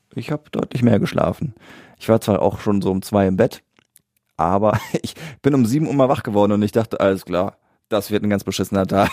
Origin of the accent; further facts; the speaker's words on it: Siegen, North Rhine-Westphalia, Germany; da wo ich geboren bin in der Stadt, in Siegen